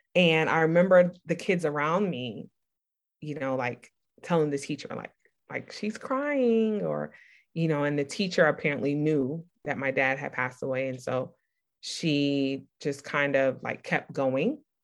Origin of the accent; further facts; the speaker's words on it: New York City, New York, United States; I grew up in Brooklyn, New York, in the '80s